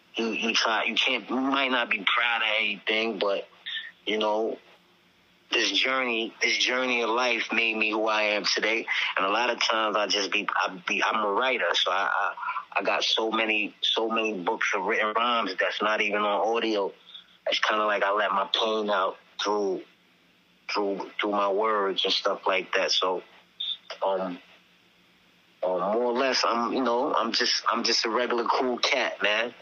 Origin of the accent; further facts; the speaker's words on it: New York City, New York, United States; I'm from Staten Island, although it's Staten Island, I'm from the most dangerous neighborhood in Staten Island between the 80s, the 90s, the 2000s